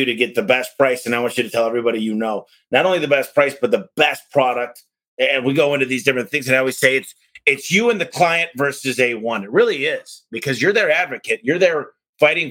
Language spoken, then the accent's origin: English; Detroit, Michigan, United States; now in Arizona, United States; I live in Arizona, I'm from Detroit